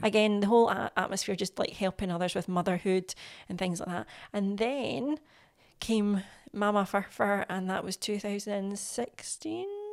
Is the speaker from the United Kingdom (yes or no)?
yes; Scotland, United Kingdom; I'm Scottish